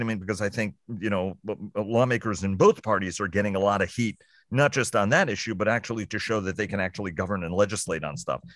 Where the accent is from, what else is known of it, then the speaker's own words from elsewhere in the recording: New York City, New York, United States; growing up in New York City